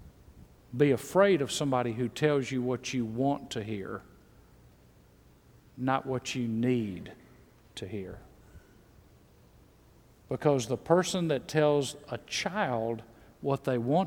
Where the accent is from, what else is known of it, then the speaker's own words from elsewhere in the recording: Mississippi, United States; moved away; also born or lived in Texas / Georgia; I was born in Mississippi.